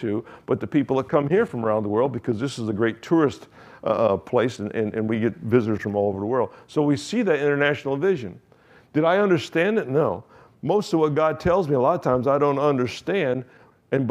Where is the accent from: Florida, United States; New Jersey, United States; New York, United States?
Florida, United States; Key West; I'm from Key West, from this little 2x4 island